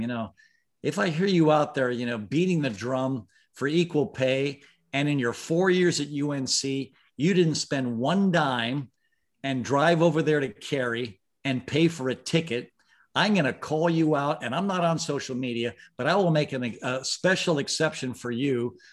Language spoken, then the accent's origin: English; Mumbai, Maharashtra, India; I was born in Bombay, India